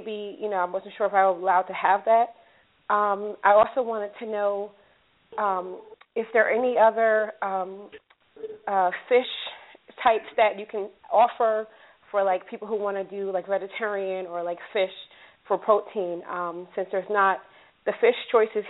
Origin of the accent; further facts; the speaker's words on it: New Jersey, United States; moved away; I'm actually overseas, but I'm originally from New Jersey